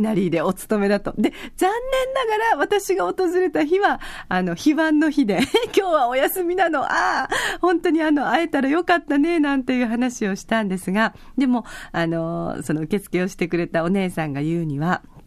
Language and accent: Japanese; Okinawa, Japan; 沖縄から来ました